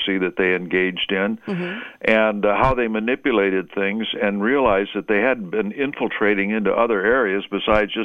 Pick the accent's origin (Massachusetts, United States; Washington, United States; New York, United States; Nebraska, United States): Washington, United States; Seattle; I was raised in Seattle